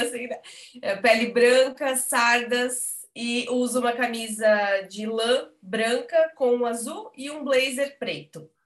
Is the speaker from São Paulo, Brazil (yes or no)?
no; Blumenau, Santa Catarina, Brazil; moved away as an adult; now in Braga, Portugal; sou de Blumenau, morei 27 anos em Blumenau